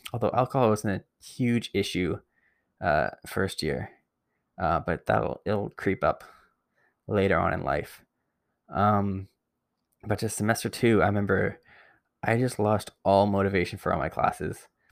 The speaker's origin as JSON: {"language": "English", "town": "Barrie", "region": "Ontario", "country": "Canada", "said": "I'm from Barrie originally"}